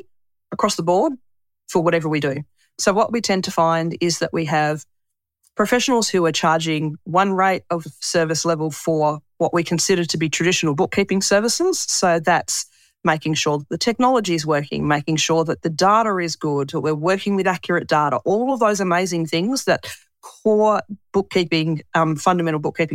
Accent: Tasmania, Australia; moved away as an adult; I come from Tasmania

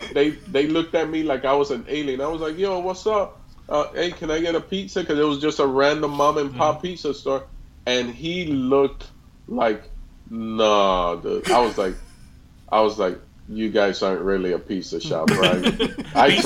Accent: Miami, Florida, United States; moved away as an adult; also born or lived in Puerto Rico / Dominican Republic / Glendale, California; now in Los Angeles, United States; I'm a Miami guy

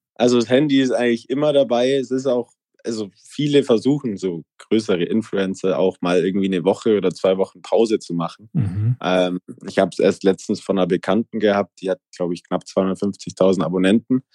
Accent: Allgäu, Bavaria, Germany; ich komme aus dem Allgäu, mein Dorf hat 80 Einwohner und 2000 Kühe

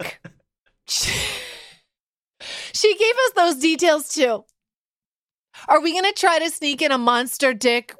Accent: Canada; I speak as a Canadian

